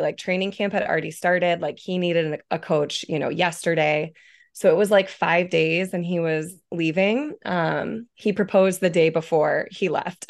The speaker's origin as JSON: {"language": "English", "town": "Coal City", "region": "Illinois", "country": "United States", "also_born_or_lived": "Salzburg, Austria", "moved": "as an adult", "lives_now": "San Diego, United States", "said": "I'm from a teeny tiny town about an hour south of the city in the middle of a cornfield, um, called Coal City"}